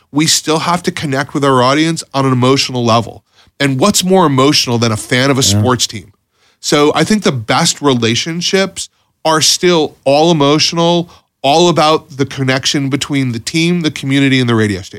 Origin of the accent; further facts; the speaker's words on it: Florida, United States; You know, Florida's home. You know, I grew up in Florida.